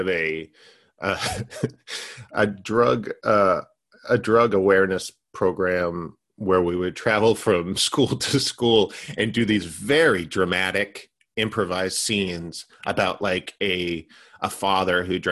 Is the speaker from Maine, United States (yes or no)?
yes; Maine, United States; also born or lived in Massachusetts; now in Los Angeles, United States; I'm from Maine